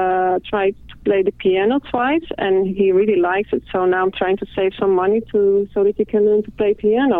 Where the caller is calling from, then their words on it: Netherlands; I'm calling from the Netherlands.